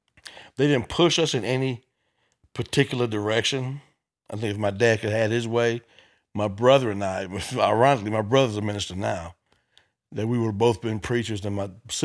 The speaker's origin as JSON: {"language": "English", "town": "Memphis", "region": "Tennessee", "country": "United States", "said": "Memphis, Tennessee."}